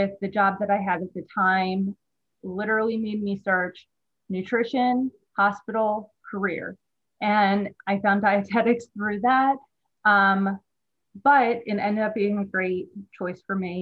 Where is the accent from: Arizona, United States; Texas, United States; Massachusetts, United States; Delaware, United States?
Delaware, United States; Newark; also born or lived in West Chester, Pennsylvania; was born and raised in Delaware, Newark, Delaware